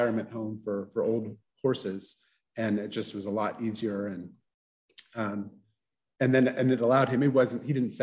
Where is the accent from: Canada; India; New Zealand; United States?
United States; Loudoun County, Virginia; moved away as an adult; also born or lived in New Orleans, Louisiana / New York / Guatemala; now in California, United States; I grew up in Loudoun County